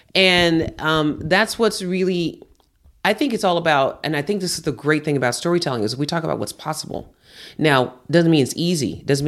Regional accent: Houston, Texas, United States; I grew up in Houston with hurricanes.

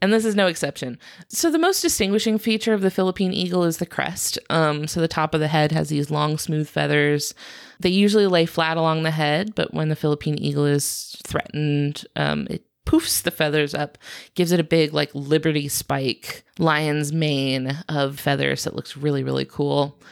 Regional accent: United States; I am American

